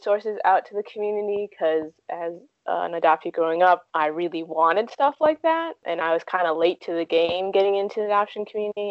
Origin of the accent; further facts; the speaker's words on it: Chicago, Illinois, United States; also born or lived in Jiangmen, Guangdong, China; I grew up in Chicago